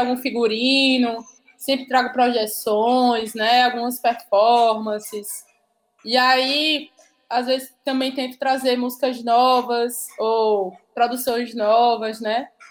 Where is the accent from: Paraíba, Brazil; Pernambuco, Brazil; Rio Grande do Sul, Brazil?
Paraíba, Brazil; accent: Northeastern (nordestino); desse futuro ancestral que é nordestino, que é paraibano